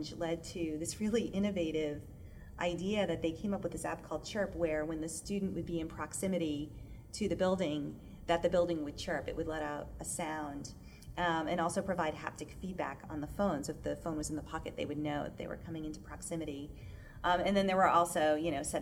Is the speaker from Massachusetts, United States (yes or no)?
yes; Boston, Massachusetts, United States; I was born in Boston. You know, I grew up in Massachusetts